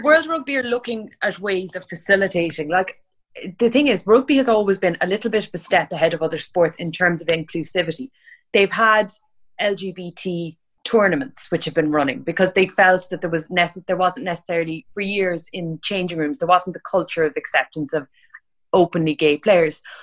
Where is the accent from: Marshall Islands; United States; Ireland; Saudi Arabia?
Ireland; I'm Irish